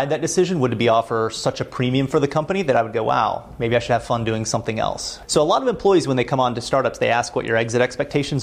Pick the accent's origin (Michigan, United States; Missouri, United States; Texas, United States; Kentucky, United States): Kentucky, United States; Louisville; moved away as an adult; also born or lived in Florida; now in Boston, United States; we're from Louisville, Kentucky